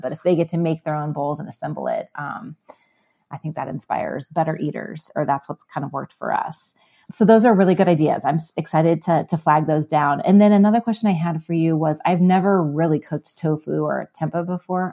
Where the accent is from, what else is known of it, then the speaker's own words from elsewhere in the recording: Midwest, United States; I grew up in the Midwest